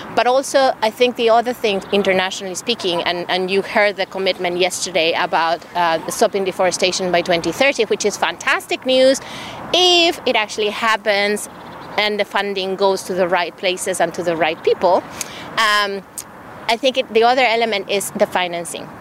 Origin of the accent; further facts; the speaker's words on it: Ecuador; the country where I come from. I'm from, I'm from Ecuador, from South America.